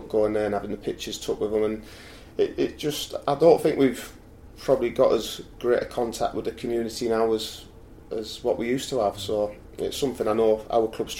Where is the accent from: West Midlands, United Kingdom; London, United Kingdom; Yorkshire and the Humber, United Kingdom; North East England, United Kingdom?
North East England, United Kingdom; Middlesbrough; also born or lived in Redcar; it was my hometown team